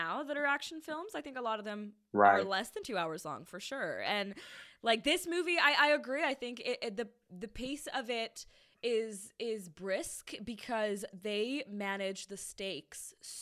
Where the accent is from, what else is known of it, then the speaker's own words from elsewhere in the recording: India; moved away; I grew up in India.